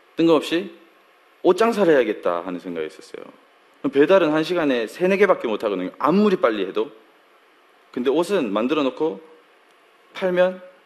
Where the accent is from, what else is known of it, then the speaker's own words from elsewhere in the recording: Daegu, South Korea; moved away as an adult; 제가 서울 사람이 아니에요. 제가 대구에서 잠깐 한 잠깐 살았는데요. 한 잠깐 한 20년 정도 살았는데